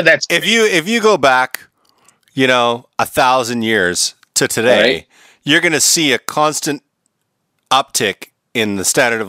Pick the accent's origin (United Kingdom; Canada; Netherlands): Canada; Vancouver, British Columbia; moved away as an adult; now in United States; I'm from Vancouver.